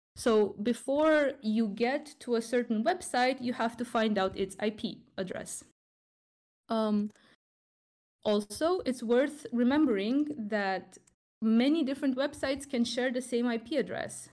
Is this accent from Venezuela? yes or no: no; Romania; Romania, my home country